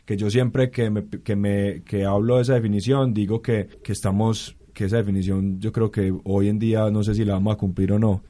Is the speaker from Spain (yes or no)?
no; Colombia